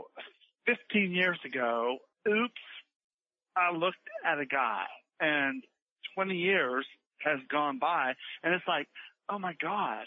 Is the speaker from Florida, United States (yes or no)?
no; Kentucky, United States; I'm from Kentucky. We work in tobacco.